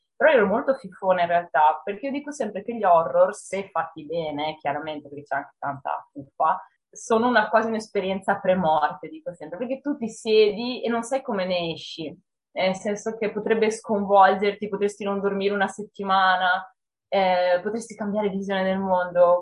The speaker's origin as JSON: {"language": "Italian", "town": "Monselice", "region": "Veneto", "country": "Italy", "tie": "born or raised there", "said": "la biblioteca del mio paese, che è Monselice"}